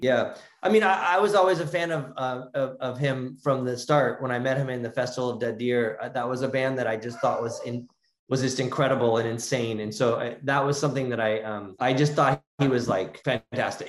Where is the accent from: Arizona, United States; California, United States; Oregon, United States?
California, United States; Southern; we grew up in Southern California